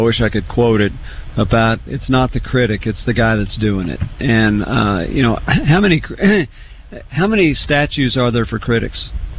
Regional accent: Oklahoma City, Oklahoma, United States; I grew up in Oklahoma City

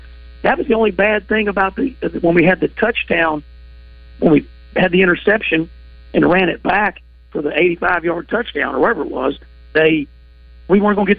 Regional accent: Morrilton, Arkansas, United States; I grew up outside of Morrilton

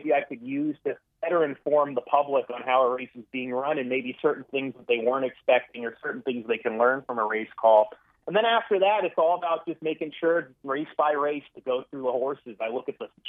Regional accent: San Diego, California, United States; moved away; I'm from San Diego, so I grew up maybe 3 to 5 miles away from a racetrack called Del Mar Racetrack

